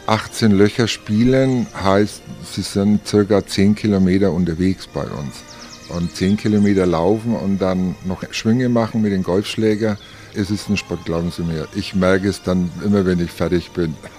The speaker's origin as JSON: {"language": "German", "town": "Nuremberg", "region": "Bavaria", "country": "Germany", "accent": "Franconian", "moved": "as an adult", "lives_now": "Chiemgau, Germany", "said": "wir sind seit 91 aus dem, wie Sie hören, vielleicht aus dem Fränkischen, aus Nürnberg"}